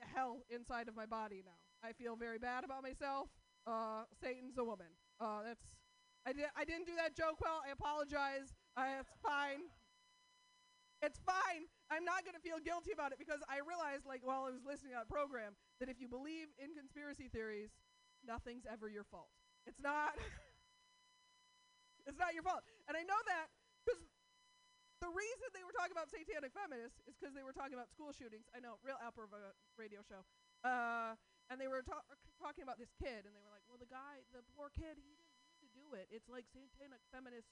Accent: Portland, United States; I'm from Portland

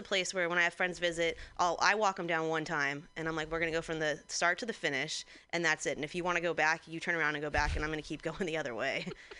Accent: Santa Clarita, California, United States; my hometown, I'm from Santa Clarita, outside of LA, and I learned that later on that it's apparently a huge meth place.

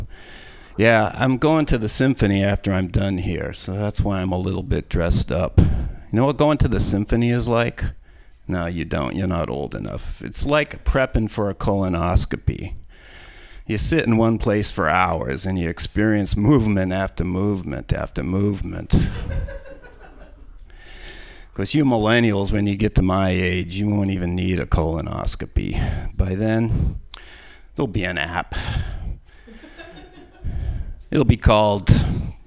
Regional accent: Boston, Massachusetts, United States; moved away; my hometown of Boston

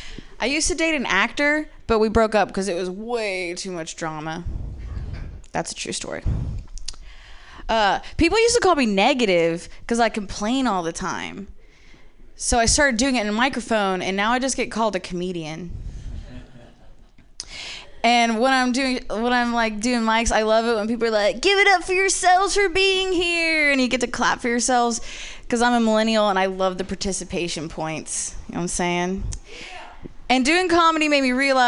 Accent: Ohio, United States; I'm from the Midwest, but actually I'm from Ohio

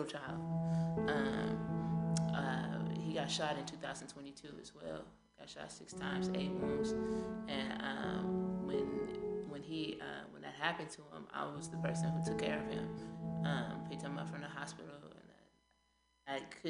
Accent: Richmond, California, United States; I'm from Richmond, California

